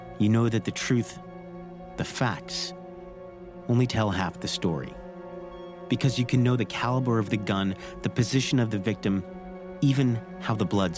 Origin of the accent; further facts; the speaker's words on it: New York City, New York, United States; Growing up in Staten Island, we'd often heard the legend of Cropsey